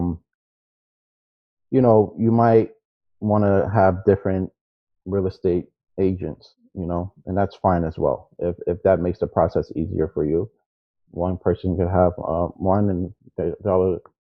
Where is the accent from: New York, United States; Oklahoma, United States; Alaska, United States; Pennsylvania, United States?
New York, United States; moved away as an adult; I grew up in New York